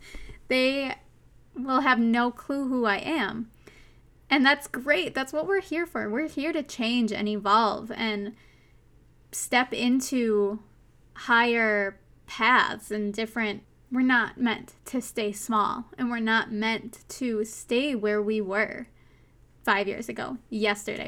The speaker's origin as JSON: {"language": "English", "region": "Minnesota", "country": "United States", "accent": "Minnesotan", "said": "my accent, my Minnesotan accent"}